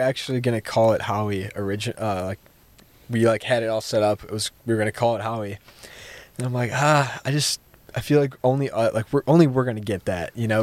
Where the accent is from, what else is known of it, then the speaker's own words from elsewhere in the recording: Fond du Lac, Wisconsin, United States; also from Fond du Lac